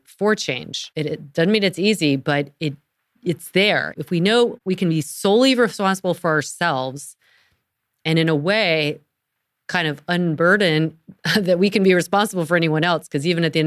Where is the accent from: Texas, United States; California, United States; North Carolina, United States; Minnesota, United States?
North Carolina, United States; I'm from North Carolina